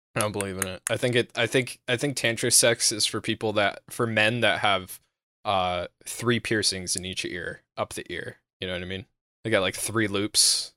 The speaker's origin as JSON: {"language": "English", "country": "United States", "said": "I'm American"}